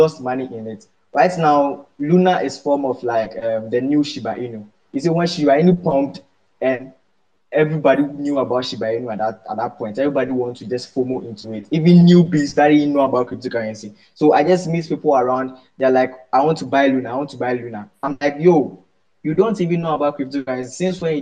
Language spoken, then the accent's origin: English; Ghana; from Ghana